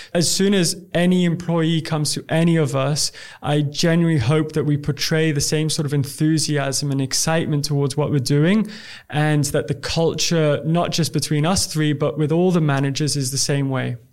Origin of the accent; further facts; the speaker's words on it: Dubai, United Arab Emirates; I'm from Dubai